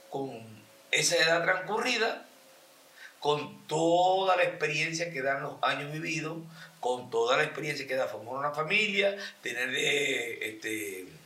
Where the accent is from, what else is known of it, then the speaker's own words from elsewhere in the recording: Venezuela; moved away as an adult; now in Colombia; Porque yo me vine el año pasado en marzo, salí de Venezuela prácticamente viendo con la pandemia antes de que cerraran todo.